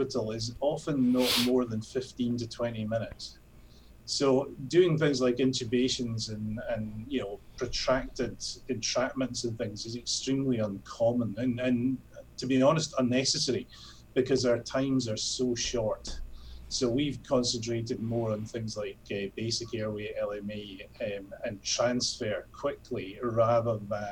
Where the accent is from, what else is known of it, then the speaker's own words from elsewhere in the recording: Scotland, United Kingdom; moved away as an adult; now in Hong Kong; I'm obviously not originally from Hong Kong. I come from Scotland